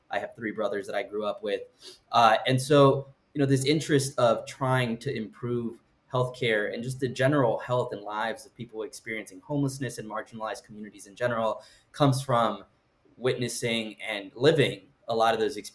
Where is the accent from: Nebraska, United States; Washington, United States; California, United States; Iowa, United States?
California, United States; Los Angeles; So, uh, as you mentioned, I grew up in Los Angeles, California, uh, but that's kind of actually misleading because I moved around a lot through Southern California